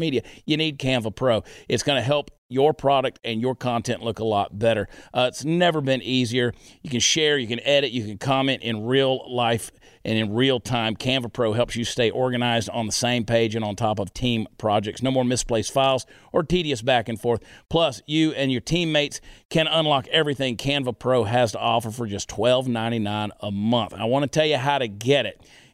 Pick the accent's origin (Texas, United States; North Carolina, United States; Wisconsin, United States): Texas, United States; I was conceived in Dallas